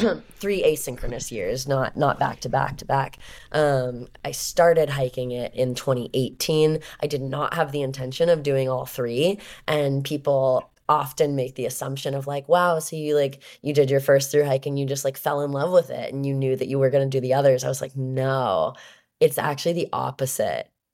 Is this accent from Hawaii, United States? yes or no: no; Southern California, United States; I'm from Southern California.